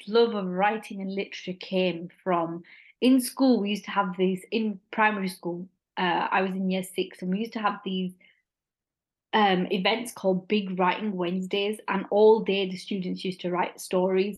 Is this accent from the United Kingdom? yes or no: yes; Bradford, Yorkshire and the Humber, United Kingdom; my hometown in Bradford